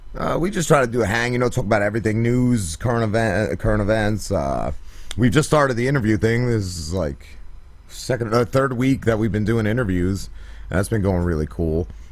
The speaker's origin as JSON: {"language": "English", "region": "New Jersey", "country": "United States", "moved": "yes", "said": "I was living down here at the time, and I'm from North Jersey"}